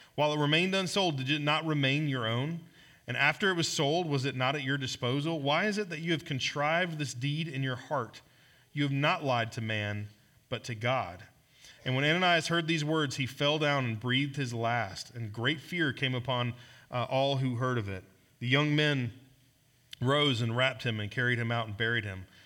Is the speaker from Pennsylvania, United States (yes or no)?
no; Georgia, United States; moved away; I'm from Georgia